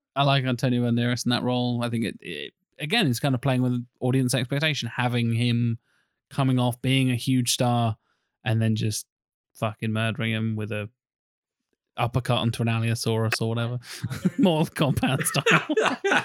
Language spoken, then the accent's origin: English; United Kingdom; we're British